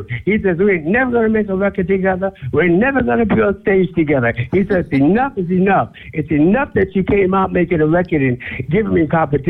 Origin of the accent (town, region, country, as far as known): New York City, New York, United States; born or raised there